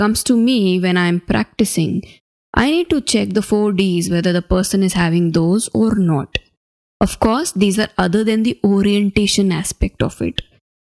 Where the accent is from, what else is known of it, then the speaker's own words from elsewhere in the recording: Ajmer, Rajasthan, India; My hometown is in a small city called Ajmer